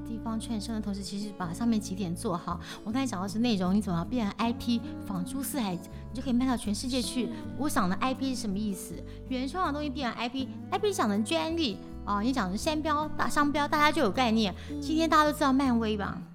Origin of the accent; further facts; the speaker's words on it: Taiwan; 我们台湾这边